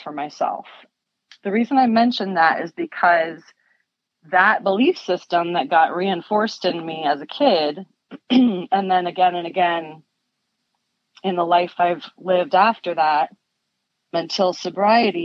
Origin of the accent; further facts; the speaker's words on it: Connecticut, United States; I grew up in Connecticut, a town that was really beautiful